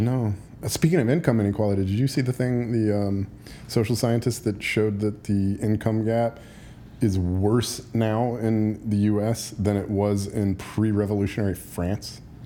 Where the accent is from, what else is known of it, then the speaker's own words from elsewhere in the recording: United States; as an American